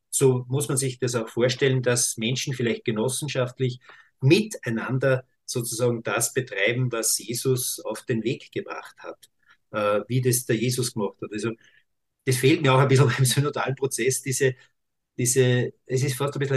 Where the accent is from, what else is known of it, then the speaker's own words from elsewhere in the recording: Austria; bei uns in Österreich gibt es ja auch Stimmen